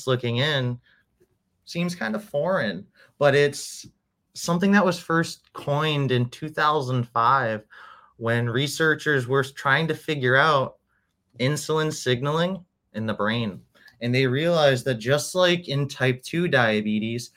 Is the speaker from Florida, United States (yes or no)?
yes; Orlando, Florida, United States; also born or lived in New Hampshire, United States; now in Miami, United States; And then I was in Orlando for about 17 years. I went to high school there